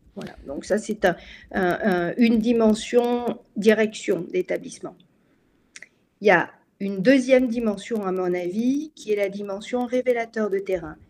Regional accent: France; chez nous en France

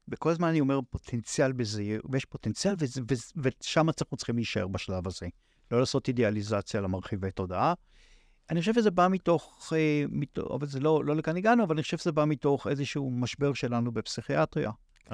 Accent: Tel Aviv, Tel Aviv District, Israel; אני, אה, יליד, אה, עיר שנקראת תל אביב. שם גדלתי

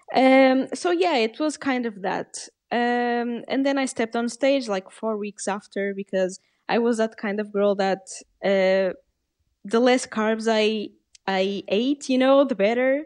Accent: Portugal; English is a second language; I'm Portuguese, I'm half Portuguese and half Canadian, uh, but I was born in Portugal and I live in Portugal

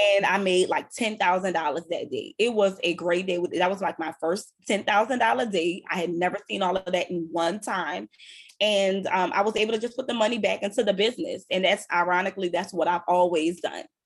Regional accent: New Orleans, Louisiana, United States; I'm from uptown. I'm from New Orleans

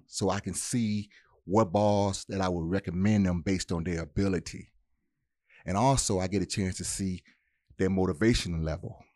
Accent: Detroit, Michigan, United States; moved away; also born or lived in Mississippi; my upbringing was in Detroit

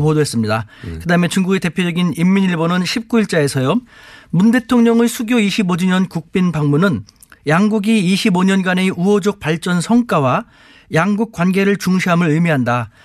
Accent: South Korea; now in China; 저는 대한민국 사람인데요.

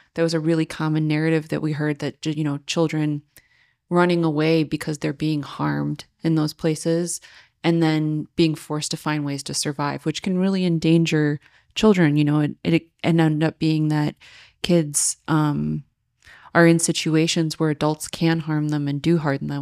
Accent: Joliet, Illinois, United States; I grew up in Joliet

